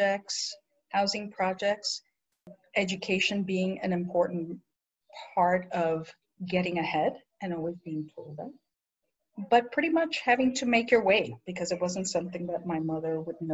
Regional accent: New York, United States; also born or lived in Ponce, Puerto Rico; I was born in Puerto Rico in a little town called Ponce and to a single mom. And I have an older sister who's about two years apart. And my mother brought us to New York when I was about five and a half

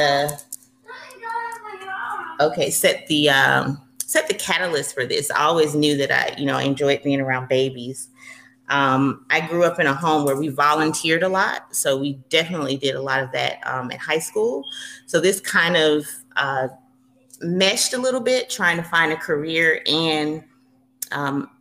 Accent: Atlanta, Georgia, United States; I am originally from Atlanta, Georgia, born and raised, probably will never leave

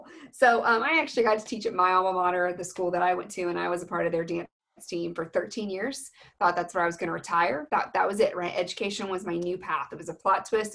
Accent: Texas, United States; I'm from Texas

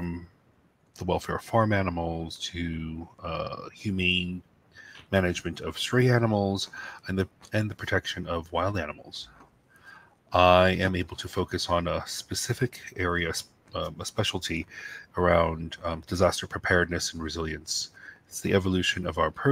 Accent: New York City, New York, United States; growing up in New York City, access to wildlife and animals was quite limited.

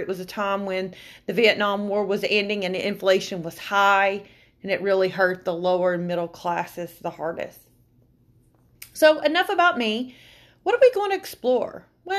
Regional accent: Alabama, United States; also born or lived in Tennessee / Kentucky; moved around a lot, between Alabama, Tennessee, and Kentucky. I was originally born and raised in Alabama. I spent much of my youth in the Bible Belt

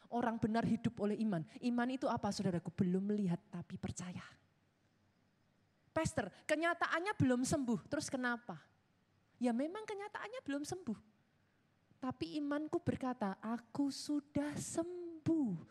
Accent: Surakarta, Central Java, Indonesia; Yang orang Solo ketawa, saudara saya orang Solo.

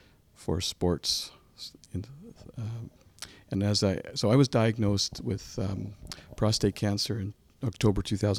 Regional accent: Ottawa, Ontario, Canada; also born or lived in Manotick; I grew up in Ottawa.

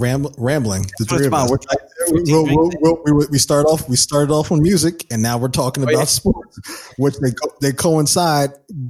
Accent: New Jersey, United States; I grew up on early '90s hip hop too. I'm talking because, you know, I'm from New Jersey.

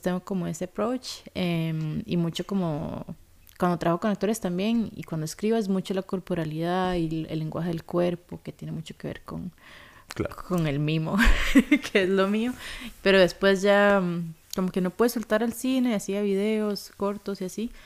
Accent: Costa Rica; moved away as an adult; also born or lived in Sweden; crecí en Costa Rica, hice toda la escuela alcohol acá

